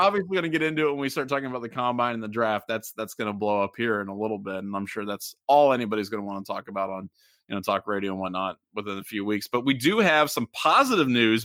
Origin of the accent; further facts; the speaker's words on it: Middletown, Ohio, United States; I'm from Middletown